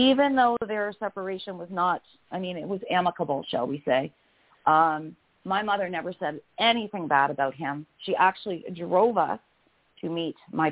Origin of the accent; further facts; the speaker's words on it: Windsor, Ontario, Canada; I was born in Windsor, Ontario